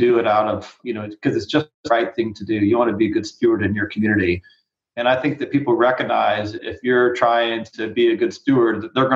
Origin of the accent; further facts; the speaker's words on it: South Carolina, United States; I grew up in South Carolina